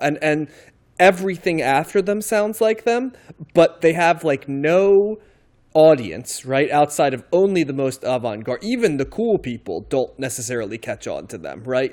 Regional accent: outside of New York, United States; I grew up outside of New York and, um, I kind of came of age in New York

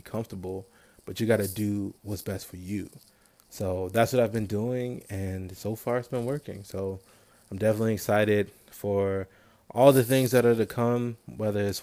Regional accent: Maryland, United States; I'm from Maryland.

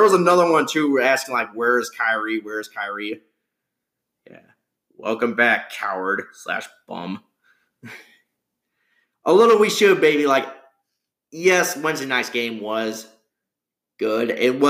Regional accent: New York, United States; Hey, buddy, I'm from New York.

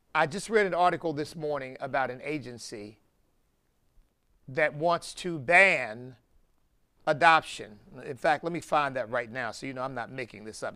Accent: United States; I'm not ashamed of being American

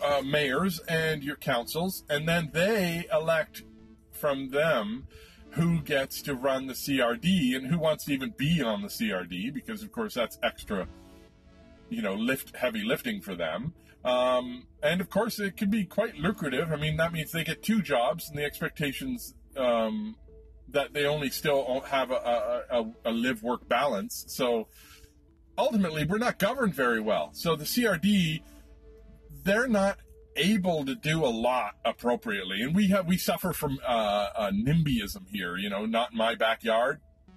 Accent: Toronto, Ontario, Canada; now in Victoria, Canada; I grew up in Toronto

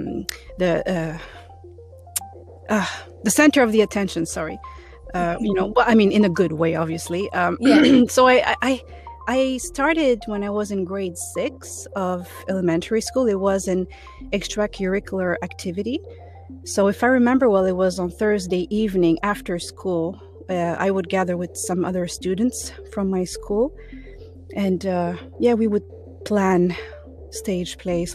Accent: Toronto, Ontario, Canada; English is a second language; I'm from Toronto

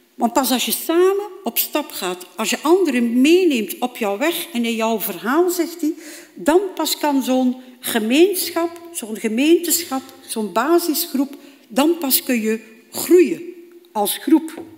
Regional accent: Bruges, Flanders, Belgium; heb ik een eh, opleiding gevolgd bij ons in Brugge

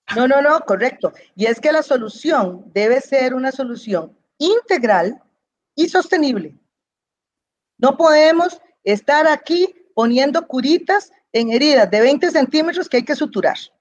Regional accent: Costa Rica; Los dueños somos los costarricenses

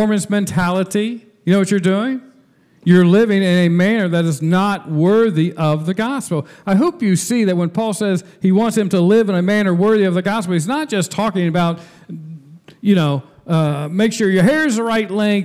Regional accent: Marymount, Ohio, United States; the moment I was born in Marymount, Ohio, I became a citizen of the United States

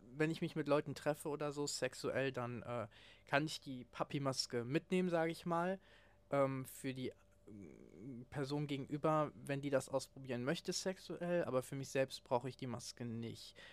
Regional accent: Cologne area, North Rhine-Westphalia, Germany; ich bin im Raum Köln aufgewachsen

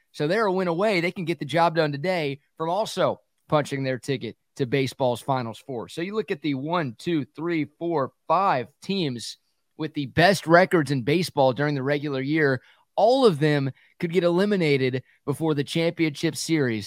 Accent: Dallas–Fort Worth Metroplex, Texas, United States; I grew up in the Metroplex

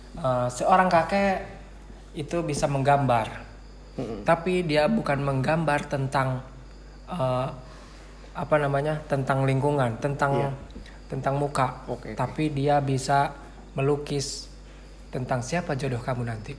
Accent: Cibingbin, West Java, Indonesia; Saya sebagai putra Cibingbing

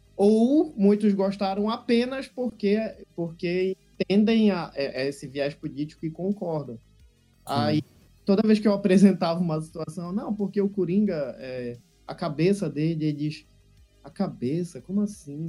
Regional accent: Brazil; como brasileiro que não desiste nunca

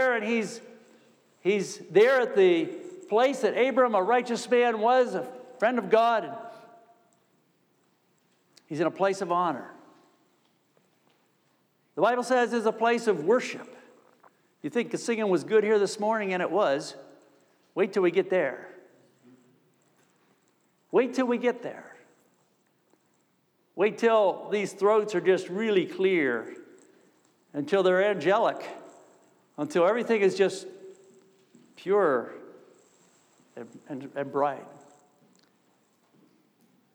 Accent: New York, United States; I'm from New York State

